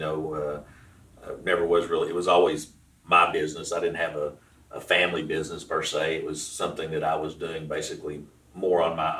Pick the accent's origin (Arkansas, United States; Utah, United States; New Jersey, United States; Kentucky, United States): Arkansas, United States; I'm actually from Arkansas. I've lived here basically my whole adult life, probably within a 20 or 30 mile radius of where we're at right now.